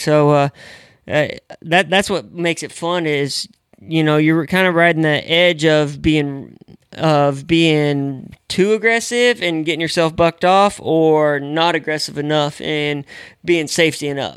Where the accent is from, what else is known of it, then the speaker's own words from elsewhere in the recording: the Northwest, Pacific Northwest, United States; moved away; I grew up in the Northwest